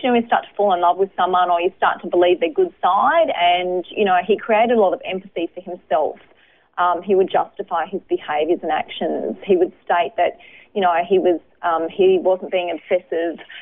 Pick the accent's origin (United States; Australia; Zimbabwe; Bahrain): Australia; Brisbane, Queensland; I was born in Brisbane, um, lived over the north side of Brisbane in Hendra